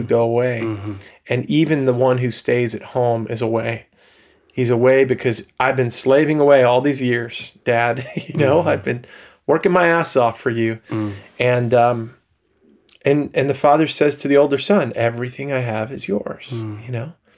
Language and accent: English; Long Island, New York, United States; accent: subtle Long Island; now in Holland, United States; I grew up on Long Island, New York